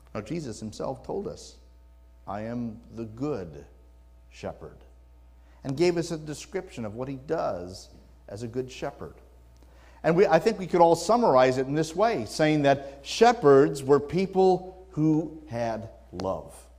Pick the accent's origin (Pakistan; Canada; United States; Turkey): United States; Wisconsin; now in California, United States; I was born in the Midwest, born and raised in, in Wisconsin.